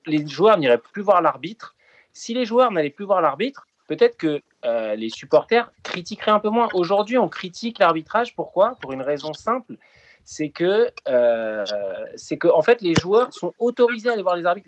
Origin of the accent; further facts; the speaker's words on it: France; En tant que Français